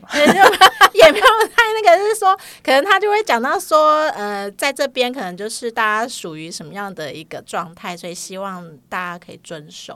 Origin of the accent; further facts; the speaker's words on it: Keelung, Taiwan; 我是基隆人